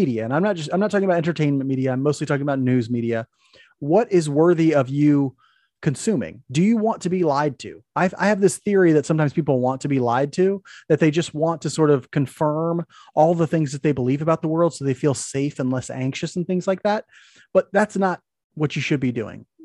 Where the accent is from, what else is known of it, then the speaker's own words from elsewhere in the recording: Maryville, United States; moved away; driving around in the old hometown